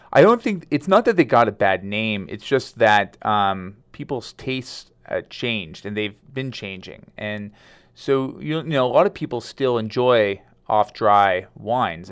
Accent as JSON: {"language": "English", "town": "Madera", "region": "California", "country": "United States", "tie": "born or raised there", "also_born_or_lived": "Lodi, California", "said": "I was born in Lodi, but, um, I grew up in Madera, which is a, uh, a small town, a farming town in just north of Fresno"}